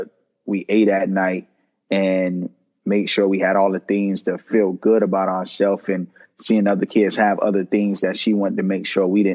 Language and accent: English; Miami Gardens, Florida, United States; I grew up in Miami, Kara City